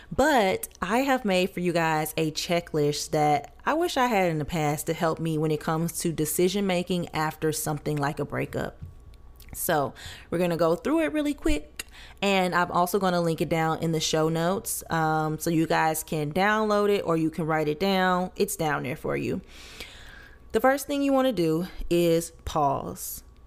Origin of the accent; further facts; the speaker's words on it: Louisiana, United States; I'm from Louisiana